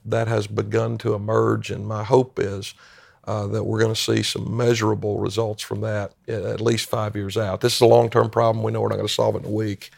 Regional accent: Greenville-Spartanburg area, South Carolina, United States; moved away as an adult; also born or lived in Maryland; now in Shepherdstown, United States; a native South Carolinian, and I grew up in the Greenville-Spartanburg area, up in the northwest end of the state of South Carolina

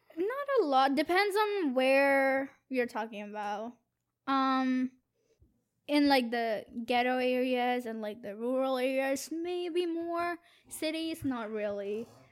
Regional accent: India; now in Boston, United States; I'm from India

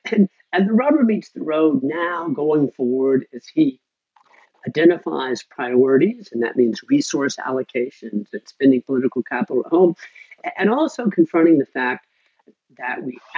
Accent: United States; I'm an American.

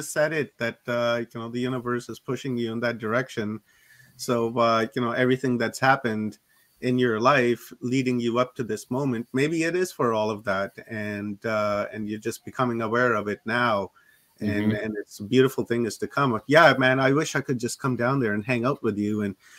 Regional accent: Canada; yeah, I'm a Canadian citizen anyhow, so you know they can't bother me all that much

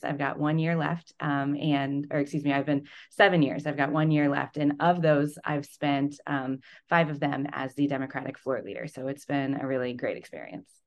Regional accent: Fordland, Missouri, United States; also born or lived in Springfield, Missouri; I grew up in Southwest Missouri in Webster County. If anyone's familiar, I lived in Fordland

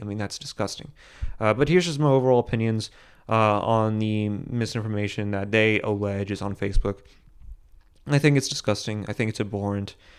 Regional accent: United States; as American citizens

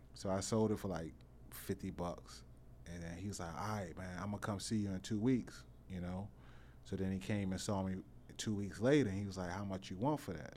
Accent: Washington, District of Columbia, United States; also born or lived in Capitol Heights, Maryland / Suitland, Maryland; I'm from Northeast, uh, Bend and Road, Clay Street er, area

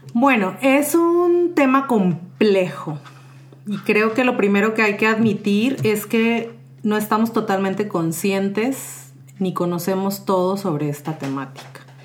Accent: Mexico; now in San José, Costa Rica; soy originaria de México, pero tengo ya varios años viviendo en San José, Costa Rica

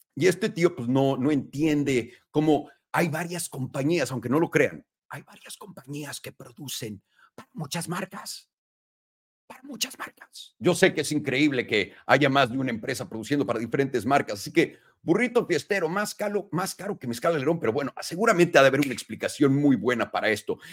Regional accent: Mexico; moved away as an adult; now in United States; yo me fui de México a los 18 años y hay muchas fotos que lo prueban, mi escuela lo prueba, Miraflores

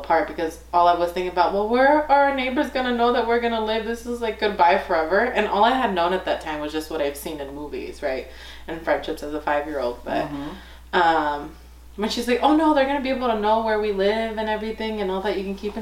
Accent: Lawndale, California, United States; also born or lived in Inglewood, California; now in Northern California, United States; I'm from Southern California, so born in Inglewood, raised in Lawndale

